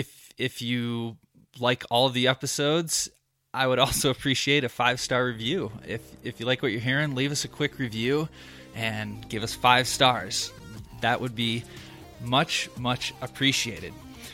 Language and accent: English; Michigan, United States; when I first started hunting here and growing up in Michigan, we just didn't have all the different kind of spectrums that go into hunting different seasons